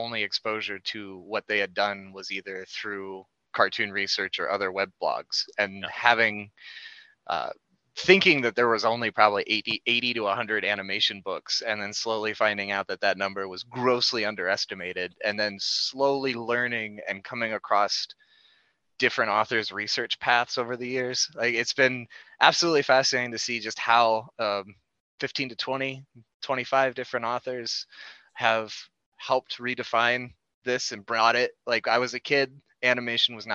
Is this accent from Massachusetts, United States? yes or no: no; Indiana, United States; I'm right on the edge to Michigan and Indiana